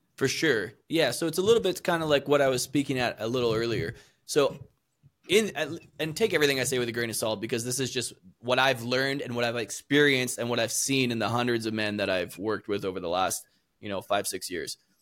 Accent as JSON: {"language": "English", "country": "Canada", "also_born_or_lived": "South America", "said": "I'm originally from Canada"}